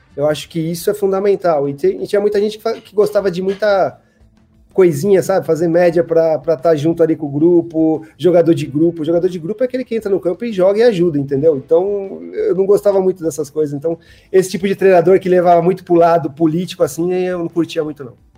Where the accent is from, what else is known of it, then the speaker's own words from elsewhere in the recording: São Paulo, Brazil; eu sou de São Paulo, cresci em São Paulo.